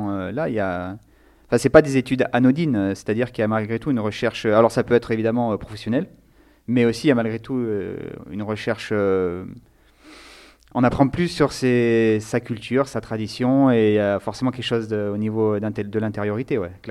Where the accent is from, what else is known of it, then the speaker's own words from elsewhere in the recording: Nice, Provence-Alpes-Côte d'Azur, France; now in Lyon, France; j'habite à Lyon et je suis originaire de Nice.